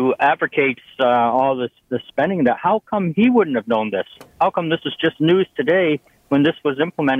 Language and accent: English; Canada; also born or lived in Milton; as a Canadian citizen